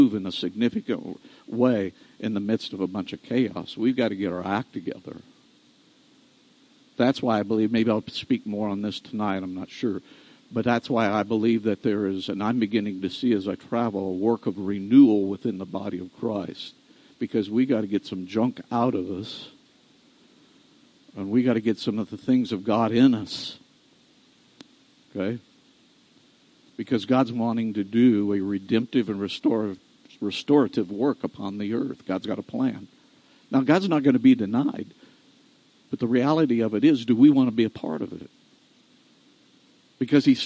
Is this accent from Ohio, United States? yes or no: no; Iowa, United States; moved away; That's an Iowa term. I'm from Iowa. I don't live in Iowa, but I'm from Iowa